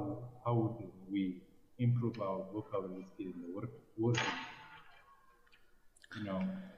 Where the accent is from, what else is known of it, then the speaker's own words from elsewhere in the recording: Ethiopia; English is a second language; I'm from Ethiopia. Ethiopia, if you don't know my country, it's located in the eastern part of Africa.